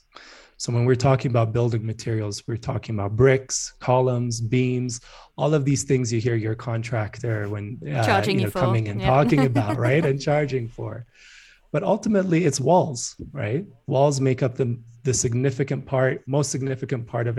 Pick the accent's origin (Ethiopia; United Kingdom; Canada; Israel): Ethiopia; Addis Ababa; moved away as an adult; When I was growing up in Addis, which is the capital of Ethiopia